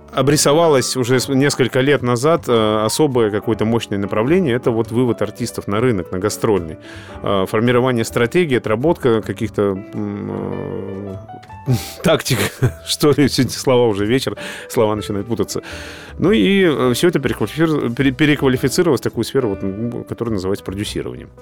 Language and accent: Russian; Izhevsk, Udmurtia, Russia; now in Moscow, Russia; ивент-агентство в городе Ижевске, у нас на родине